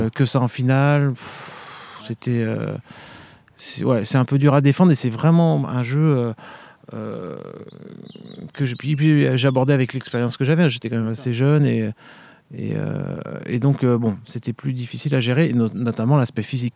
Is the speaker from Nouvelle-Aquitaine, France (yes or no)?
no; Vendée, Pays de la Loire, France; moved away as an adult; also born or lived in Paris / Munich / Seoul; je suis originaire de Vendée